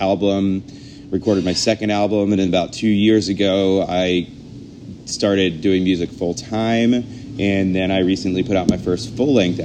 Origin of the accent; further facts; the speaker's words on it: Tarboro, North Carolina, United States; moved away as an adult; now in New York, United States; I'm originally from Tarboro, North Carolina